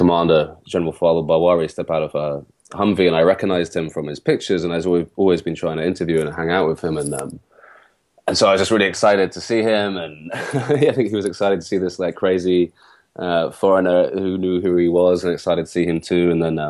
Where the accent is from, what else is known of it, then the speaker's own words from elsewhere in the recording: London, United Kingdom; So I'm from London, but my father is Iraqi and my mother is British.